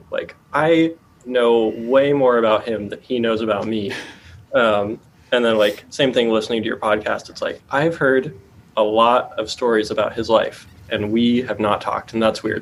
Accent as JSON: {"language": "English", "town": "Austin", "region": "Texas", "country": "United States", "tie": "born or raised there", "said": "Austin, Texas."}